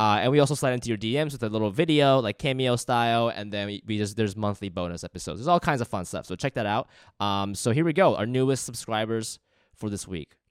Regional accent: Columbus, Ohio, United States; moved away as an adult; now in Los Angeles, United States; where I grew up in Columbus

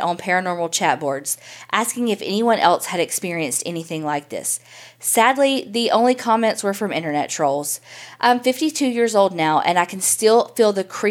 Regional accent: West Virginia, United States; I grew up in the West Virginia coal fields. When I was 6 years old, our house burned to the ground.

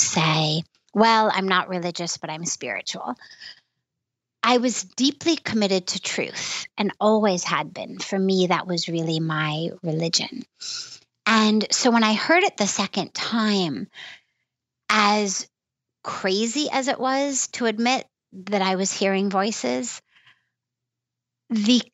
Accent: United States; being American

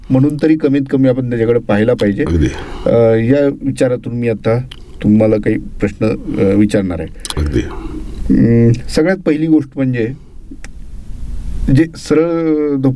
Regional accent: Kalamb, Maharashtra, India; माझं मूळ गाव कळम उस्मानाबाद जिल्ह्यातलं तसं ग्रामीण भाग तो सगळा

